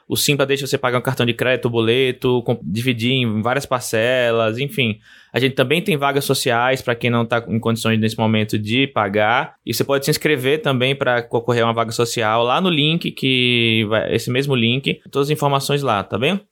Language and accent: Portuguese; Aracaju, Sergipe, Brazil; a minha cidade natal, Aracaju